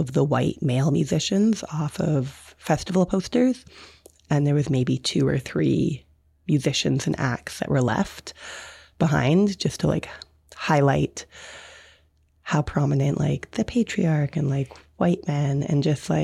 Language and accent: English; Victoria, British Columbia, Canada; I'm from Victoria, BC. I live on Lekwungen territory in Esquimalt.